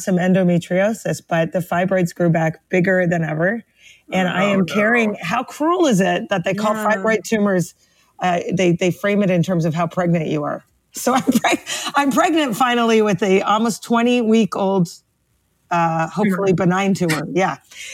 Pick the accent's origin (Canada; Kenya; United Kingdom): Canada; Toronto, Ontario; now in Brooklyn, United States; We are both from Toronto, Canada originally, but we both live in the tri-state area for some reason. So I live in Brooklyn, New York